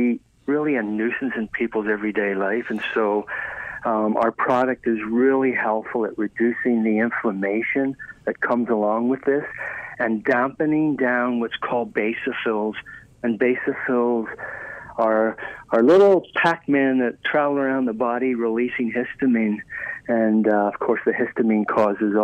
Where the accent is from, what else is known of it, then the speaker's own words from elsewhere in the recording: Ireland; moved away; I was raised in Ireland